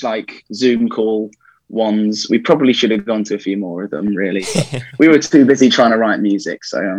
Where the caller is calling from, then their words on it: Birmingham, West Midlands, United Kingdom; So, joining you from Birmingham in the UK.